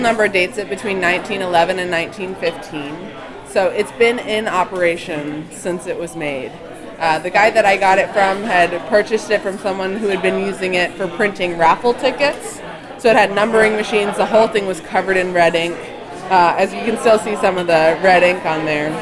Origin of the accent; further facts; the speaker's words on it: Delray Beach, Florida, United States; moved away as an adult; also born or lived in Baltimore, Maryland; now in Fort Lauderdale, United States; I was born in Delray Beach. I live in Fort Lauderdale now